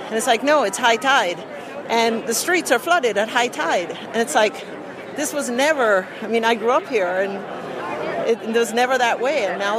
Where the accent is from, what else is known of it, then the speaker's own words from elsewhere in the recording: Jamaica; I am a science teacher, and I'm also originally from Jamaica. And I've seen what the rising sea level is doing in Jamaica to our coastline